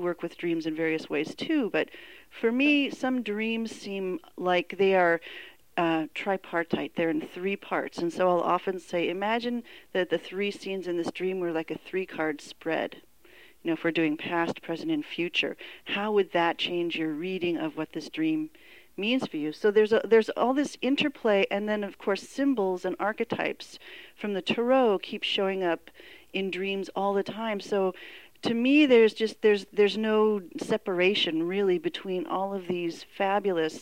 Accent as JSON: {"language": "English", "town": "Oakland", "region": "California", "country": "United States", "tie": "born or raised there", "said": "Skyline Boulevard, where I grew up in Oakland"}